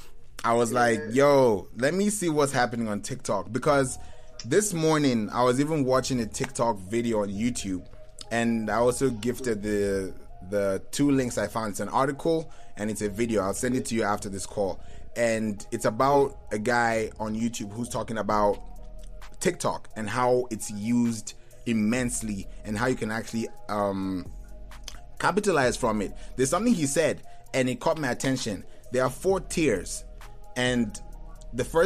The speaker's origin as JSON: {"language": "English", "country": "Kenya", "tie": "born or raised there", "also_born_or_lived": "Lagos, Nigeria", "moved": "yes", "said": "I'm Igbo, but I grew up in Kenya"}